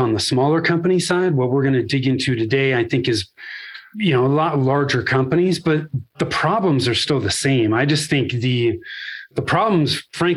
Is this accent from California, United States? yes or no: yes; Northern California, United States; moved away as an adult; now in Denver, United States; I was born and raised in Northern California. I'm still in the Denver area now